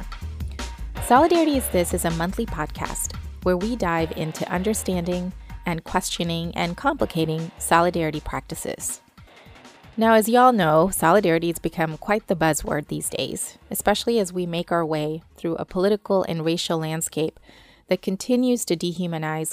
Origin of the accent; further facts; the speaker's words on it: Kentucky, United States; I'm also from Kentucky